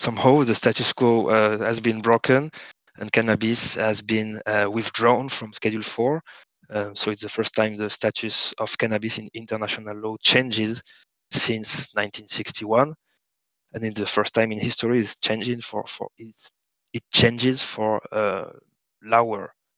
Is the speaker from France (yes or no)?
yes; France; now in Barcelona, Spain; I live in Barcelona, but I, am I'm, I'm French. Uh, I was born in France